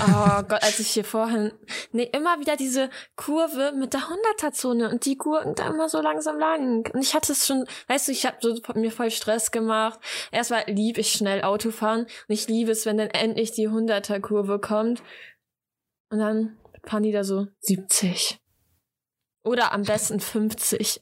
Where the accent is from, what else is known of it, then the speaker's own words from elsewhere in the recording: East Frisia, Lower Saxony, Germany; Ja, aber bei uns in Ostfriesland